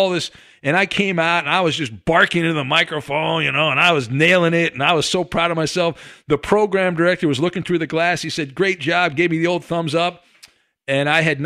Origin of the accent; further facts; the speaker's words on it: Orange County, California, United States; I grew up in Orange County